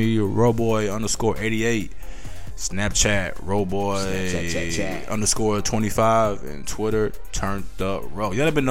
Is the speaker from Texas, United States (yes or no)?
yes; Texas, United States; also born or lived in Colorado; I'm from Texas.